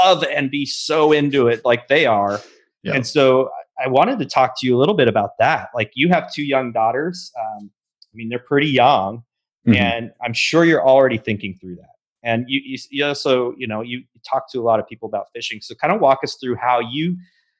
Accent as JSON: {"language": "English", "region": "Pacific Northwest", "country": "United States", "tie": "born or raised there", "moved": "yes", "lives_now": "Texas, United States", "said": "I'm from the Pacific Northwest and grew up fishing trout on lakes with a boat"}